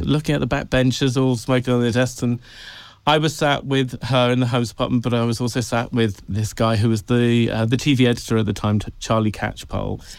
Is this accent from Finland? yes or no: no; Tenby, Wales, United Kingdom; moved away; I grew up in Wales, on a tiny little, a tiny little town called Tenby